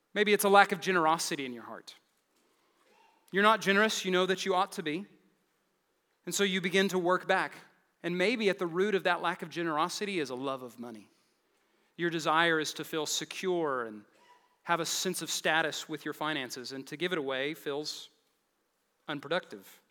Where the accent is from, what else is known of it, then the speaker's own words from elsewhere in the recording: Lubbock, Texas, United States; I'm from the Lubbock, Texas area.